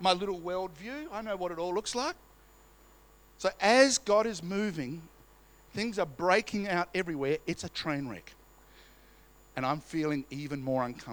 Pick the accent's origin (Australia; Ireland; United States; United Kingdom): Australia; We're Australian